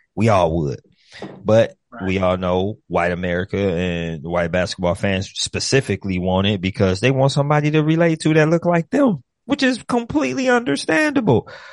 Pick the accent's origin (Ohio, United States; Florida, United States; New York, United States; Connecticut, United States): Ohio, United States; I'm from Ohio